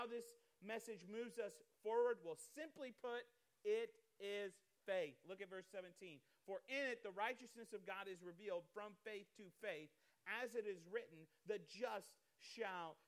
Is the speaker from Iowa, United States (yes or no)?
yes; Iowa, United States; I'm from Iowa. I grew up there